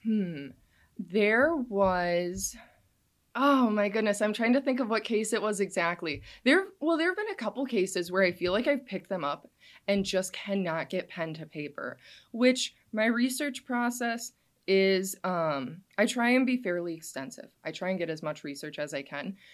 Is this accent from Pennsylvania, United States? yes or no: no; Kewaunee, Wisconsin, United States; also born or lived in Green Bay, Wisconsin; I was born and raised in Kewanee, Wisconsin